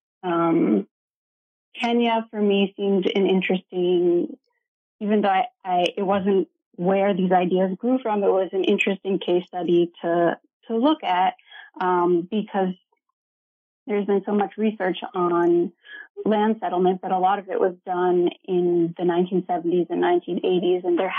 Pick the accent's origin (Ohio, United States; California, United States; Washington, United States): Ohio, United States; also born or lived in Iowa; So I grew up in Ohio in a small college town, and I am the child of political scientists